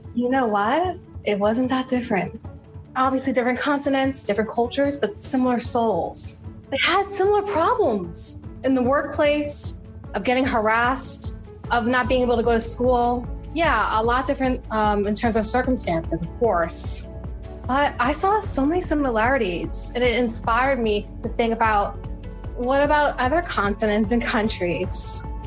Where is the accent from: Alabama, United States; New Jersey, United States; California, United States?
New Jersey, United States; Jersey Shore; moved away; I grew up in the Jersey Shore area